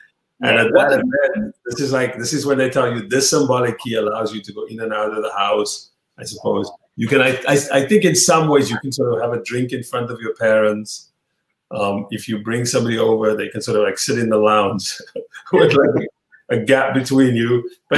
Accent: Cape Town, Western Cape, South Africa; Because I know in South Africa, like in this kind of working class environment, I grew up in Cape Town.

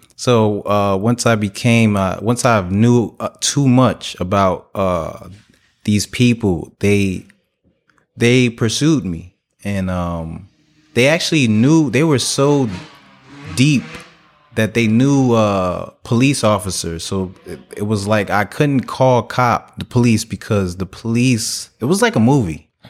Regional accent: Newark, New Jersey, United States; I was raised in Newark, New Jersey

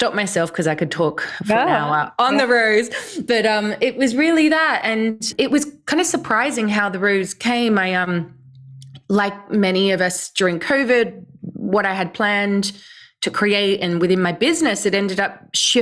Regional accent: Australia; now in London, United Kingdom; I grew up in Australia and live in the UK now

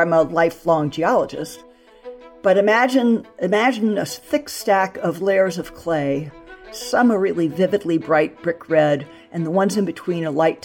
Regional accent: Southern California, United States; I grew up in Southern California

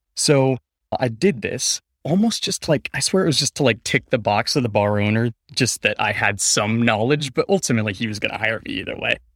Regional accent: Denver, Colorado, United States; also born or lived in Phoenix, Arizona; I was born in Denver, Colorado, but I kinda grew up between Phoenix, Arizona, and Denver, Colorado

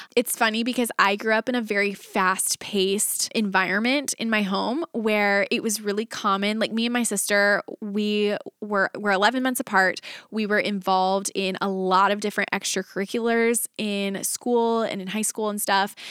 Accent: Texas, United States; moved away; my husband and I were both born and raised in Texas

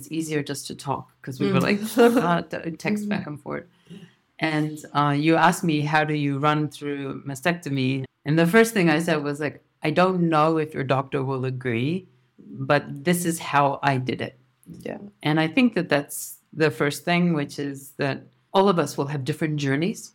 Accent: New Zealand; now in Tokyo, Japan; I'm from New Zealand, but live in Tokyo

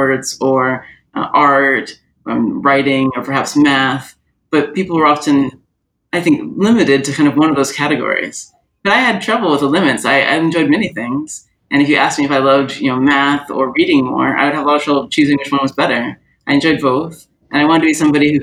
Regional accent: Orlando, Florida, United States; also born or lived in San Diego, California; I grew up mostly in Orlando, Florida. That's my main childhood set of memories

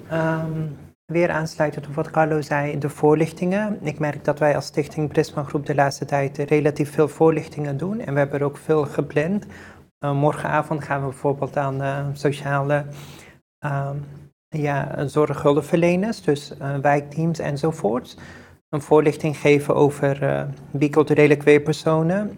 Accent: Netherlands; ik ehm, hier ben geboren en getogen in Nederland

